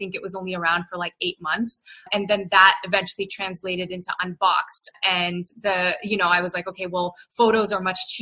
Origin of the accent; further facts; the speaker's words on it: Canada; moved away as an adult; now in Bay Area, United States; I was born and raised in Canada, so I'm very proudly Canadian.